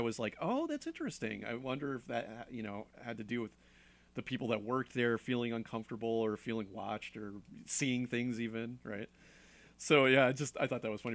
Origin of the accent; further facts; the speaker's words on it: Connecticut, United States; moved away; I'm from Connecticut, and there's a lot of old places